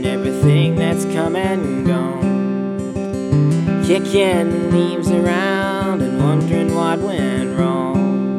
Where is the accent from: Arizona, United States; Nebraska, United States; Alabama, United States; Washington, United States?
Alabama, United States; Scottsboro; also born or lived in Russellville, Arkansas; So I would drive east toward Memphis to come home to Huntsville, mm-hmm. Scottsboro. I'm from Scottsboro.